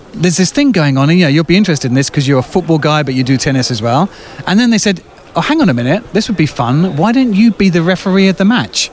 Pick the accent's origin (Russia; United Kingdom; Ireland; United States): United Kingdom; England; now in France; an Englishman, it's a kind of strange thing to find myself doing, working in another language.